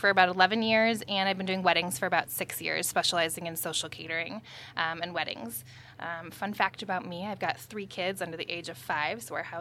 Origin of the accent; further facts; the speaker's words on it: Naperville, Illinois, United States; I'm actually from Naperville